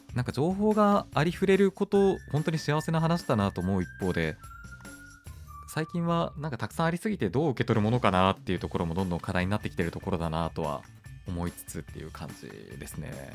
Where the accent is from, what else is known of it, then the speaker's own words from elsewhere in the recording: Hokkaido, Japan; moved away; 北海道生まれなんですけどなんだろう、まあ、北海道にいる時なんて東京の存在すら知らなかった